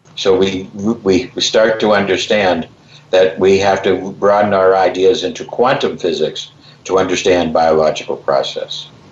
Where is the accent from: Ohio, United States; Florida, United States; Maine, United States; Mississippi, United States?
Ohio, United States; Cleveland; I love the Cleveland Browns because I'm from Cleveland